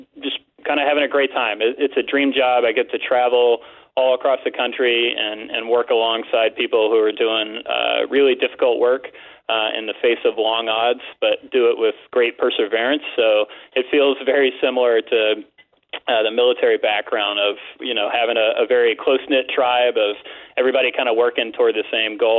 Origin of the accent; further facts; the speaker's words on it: Walterboro, South Carolina, United States; I grew up in Walterboro, South Carolina, just down I-95